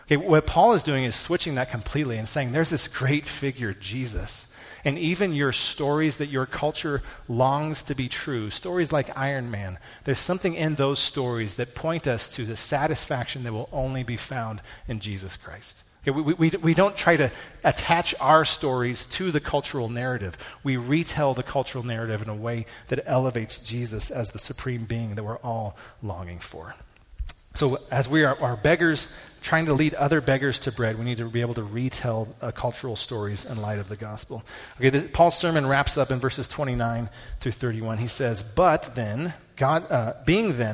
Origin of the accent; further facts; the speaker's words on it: United States; as American evangelicals